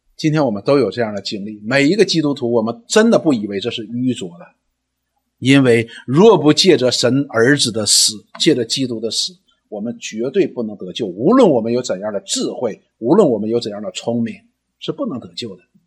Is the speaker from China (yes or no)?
yes; China; 我们中文人